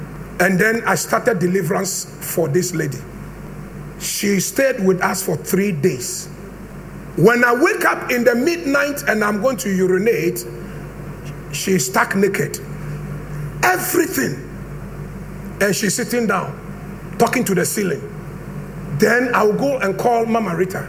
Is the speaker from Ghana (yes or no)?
yes; Brekusu, Eastern Region, Ghana